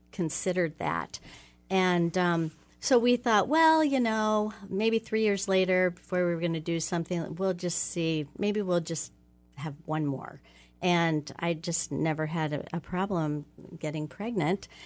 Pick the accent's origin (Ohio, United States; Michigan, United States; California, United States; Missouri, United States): Ohio, United States; Oxford; I grew up in Oxford, Ohio, and I'm the oldest of five children